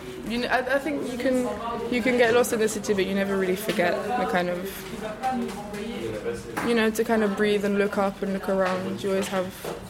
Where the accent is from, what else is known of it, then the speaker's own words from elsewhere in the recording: London, United Kingdom; also born or lived in Paris, France; I was born in Paris. I moved to London when I was six. Well, no, I moved to England when I was six.